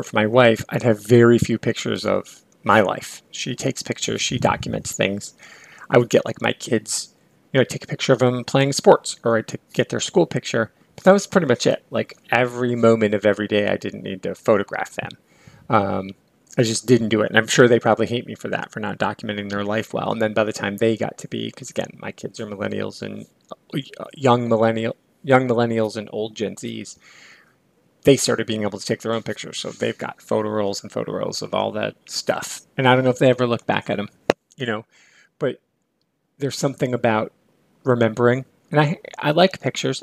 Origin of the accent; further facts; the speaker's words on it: near Lake Michigan, Midwest, United States; I grew up near Lake Michigan